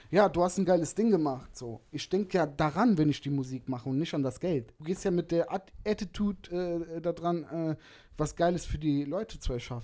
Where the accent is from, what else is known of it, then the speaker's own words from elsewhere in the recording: Germany; Ich bin gebürtiger Deutscher